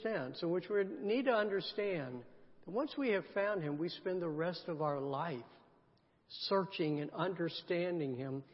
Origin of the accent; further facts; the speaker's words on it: the South, United States; I grew up in the South